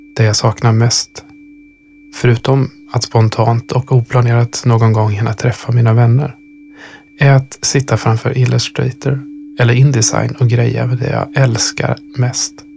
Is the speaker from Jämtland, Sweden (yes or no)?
no; Östergötland, Sweden; now in Stockholm, Sweden; Uppvuxen i Östergötland